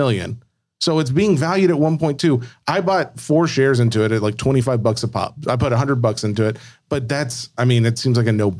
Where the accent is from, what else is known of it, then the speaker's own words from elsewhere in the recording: Tennessee, United States; I'm from Tennessee.